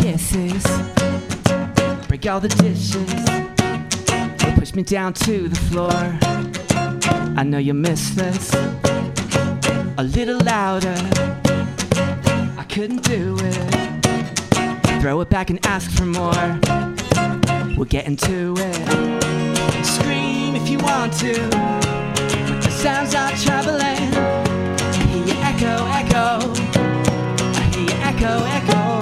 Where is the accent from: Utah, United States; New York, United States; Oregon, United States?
Oregon, United States; Portland; moved away; I'm from Portland too.